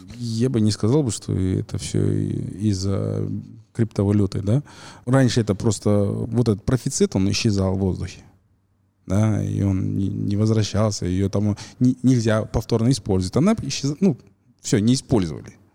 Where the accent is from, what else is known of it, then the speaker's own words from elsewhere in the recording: Kazakhstan; мы, казахи